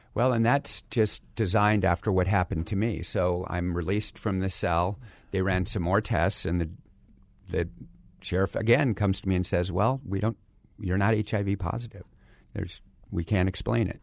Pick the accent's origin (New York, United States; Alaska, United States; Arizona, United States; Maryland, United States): Arizona, United States; Phoenix; also born or lived in San Diego, California; I grew up here in Phoenix